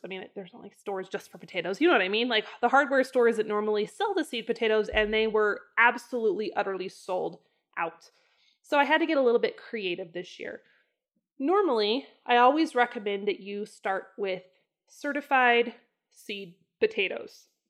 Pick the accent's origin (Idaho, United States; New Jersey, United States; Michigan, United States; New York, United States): Idaho, United States; northern; moved away; I grew up in the north part of Idaho, which really is not very potato heavy.